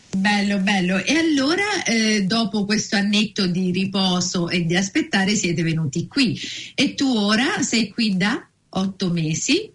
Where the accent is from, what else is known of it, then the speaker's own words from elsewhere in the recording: Naples, Campania, Italy; now in New Zealand; io vengo da Napoli